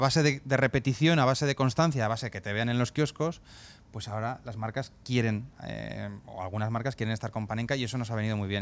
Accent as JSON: {"language": "Spanish", "town": "Zaragoza", "region": "Aragon", "country": "Spain", "tie": "born or raised there", "moved": "as an adult", "lives_now": "Catalonia, Spain", "said": "los dos nacimos en Zaragoza en los años 80"}